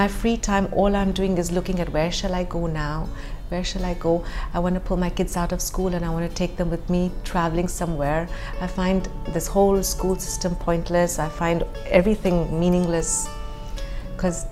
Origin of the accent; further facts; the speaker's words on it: Dubai, United Arab Emirates; growing up in Dubai, we were very sheltered and very protected